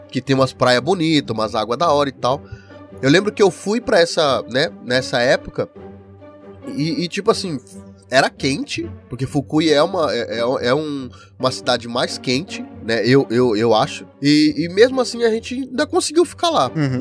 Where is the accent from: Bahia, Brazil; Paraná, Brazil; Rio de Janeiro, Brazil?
Paraná, Brazil; now in Japan; eu sou do Paraná, eu sou do uhum. sul